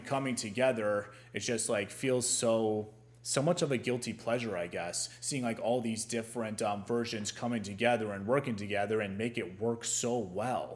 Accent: Ohio, United States; I'm from Ohio

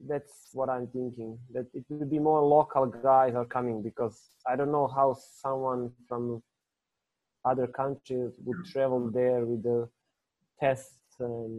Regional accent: Kraljevo, Šumadija and Western Serbia, Serbia; I was in my hometown in Kraljevo

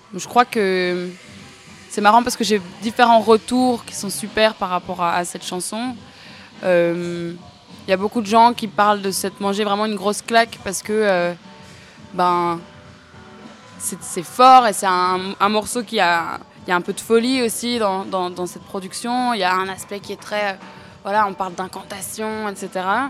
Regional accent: Namur, Wallonia, Belgium; moved away as an adult; now in Brussels, Belgium; je suis belge, j'habite à Bruxelles depuis 5-6 euh, ans, je crois, mais de base, je viens de Namur

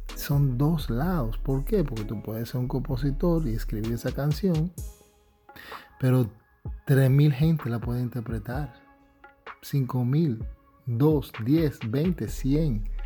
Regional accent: New York, United States; yo viniendo nacido y criado en Nueva York

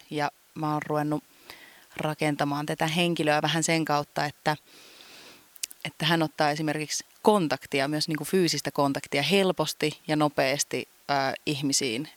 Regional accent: Kuopio, North Savo, Finland; mä oon syntynyt siis Kuopiossa ja mä oon niin kuin lapsuuteni viettänyt tässä Valkeisen lammen

